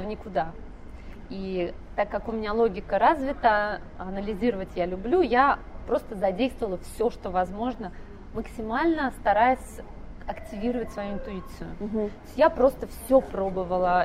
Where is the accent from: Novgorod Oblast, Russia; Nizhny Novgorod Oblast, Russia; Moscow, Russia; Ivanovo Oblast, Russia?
Ivanovo Oblast, Russia; Ivanovo; moved away as an adult; also born or lived in Texas; я из Иванова